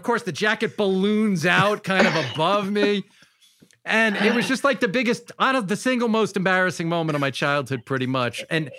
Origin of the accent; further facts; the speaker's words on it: New York, United States; I thought we're all from Long Island.